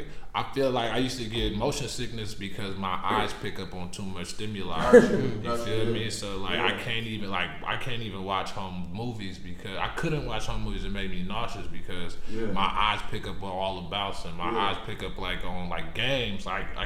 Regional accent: New York, United States; I was born in New York. But I was raised, I was born, like, in New York.

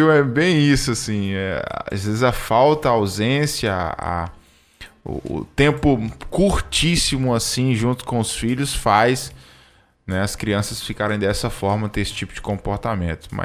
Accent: Imperatriz, Maranhão, Brazil; É, vai para minha terra, Imperatriz, Maranhão, cidade maravilhosa.

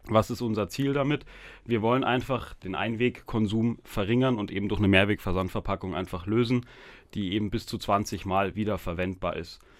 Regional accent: Munich, Bavaria, Germany; born there; ich bin aber in München geboren, genauso wie der Joshua eben.

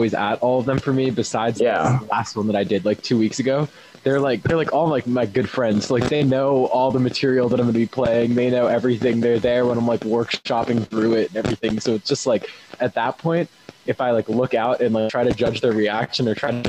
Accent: West Coast, United States; now in Boston, United States; And then I'm also like, I'm from the West Coast.

